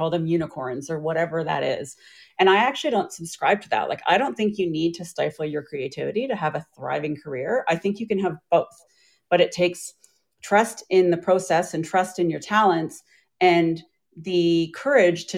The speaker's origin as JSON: {"language": "English", "town": "Vancouver", "region": "British Columbia", "country": "Canada", "also_born_or_lived": "Ontario", "said": "I am from Vancouver, BC, Canada. So I came back home because I was actually in university back east in Ontario, and I moved back home"}